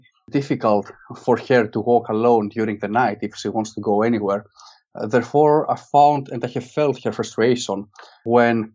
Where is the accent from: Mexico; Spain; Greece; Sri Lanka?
Greece; moved away as an adult; now in Manchester, United Kingdom; while I was growing up in Greece